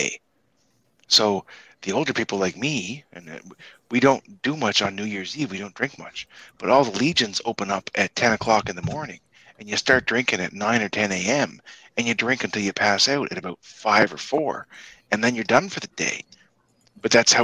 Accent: Canada; I'm from Canada

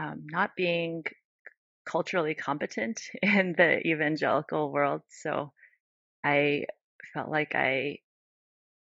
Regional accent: United States; growing up in the United States

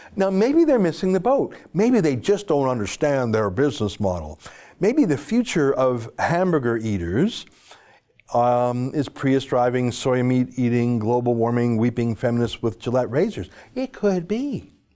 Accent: Calgary, Alberta, Canada; I was born and raised in Calgary

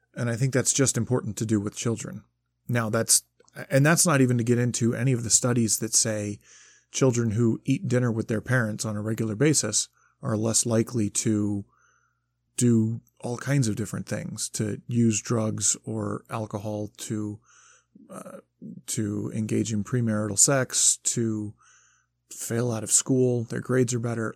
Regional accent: Michigan, United States; I grew up in Michigan

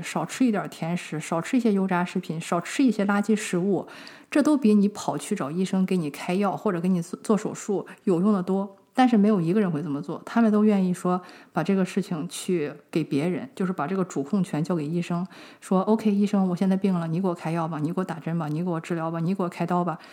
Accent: China; 我们中国人这个问题非常地严重

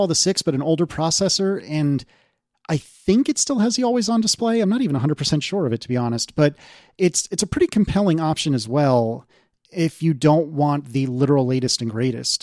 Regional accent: United States; I'm an American

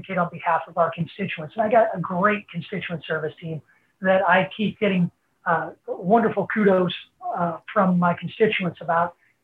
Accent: Illinois, United States; I'm from Illinois

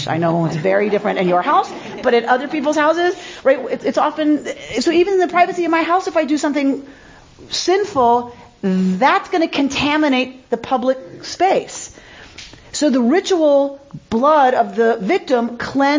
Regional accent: United States; I'm American

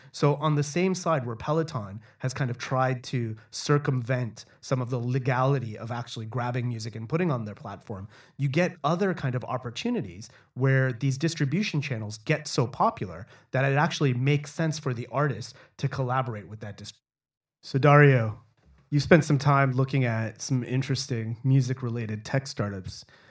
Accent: Toronto, Ontario, Canada; growing up in Toronto

